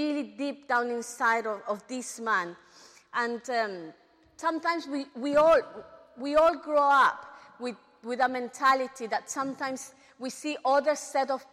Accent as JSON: {"language": "English", "region": "London", "country": "United Kingdom", "tie": "born or raised there", "said": "we are growing up in England, especially in London"}